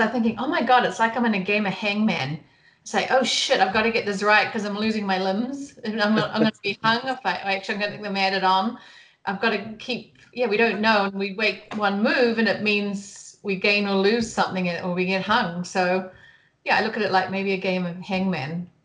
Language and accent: English; New Zealand; moved away as an adult; now in Bend, United States; I was born and raised in New Zealand, and ventured off after university and saw the world, and then ended up in the U.S.